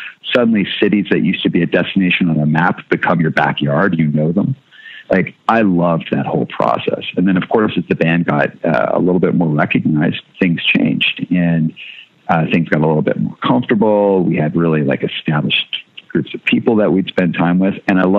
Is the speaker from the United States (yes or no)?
no; Canada; I couldn't go to a doctor cause I'm Canadian.